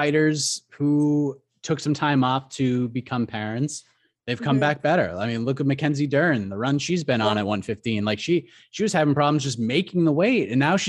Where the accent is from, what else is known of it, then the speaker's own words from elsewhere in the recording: Boston, Massachusetts, United States; I grew up in the Boston area